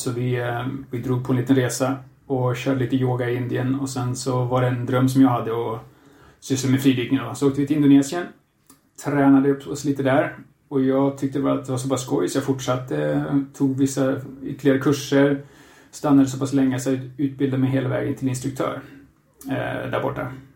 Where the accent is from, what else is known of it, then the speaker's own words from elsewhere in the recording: Katrineholm, Södermanland, Sweden; moved away as an adult; also born or lived in China; now in Spain; Jag kommer från eh, Katrineholm, Sörmlandska skogarna. Ehm, bor nu för tiden i Spanien sedan några år tillbaka.